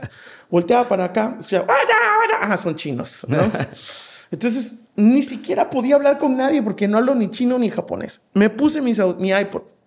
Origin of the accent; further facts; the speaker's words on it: Veracruz, Mexico; yo soy de Veracruz y, allá se acostumbra mucho que en la tarde las señoras o las viejitas sacan sus mecedoras a las banquetas